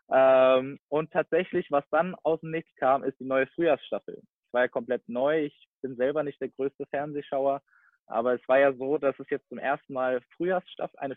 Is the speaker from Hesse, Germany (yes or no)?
yes; Giessen, Hesse, Germany; born there; Ich komme gebürtig aus Gießen, also ungefähr 20 Minuten bis Stunde, je nachdem, ähm, nach Frankfurt.